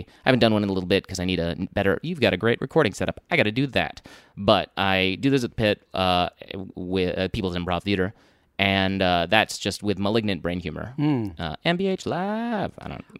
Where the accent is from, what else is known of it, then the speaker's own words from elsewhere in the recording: Alexandria, Virginia, United States; also born or lived in Texas; now in New York, United States; I was born in Texas. I grew up in the D.C. area, Virginia, and in Alexandria.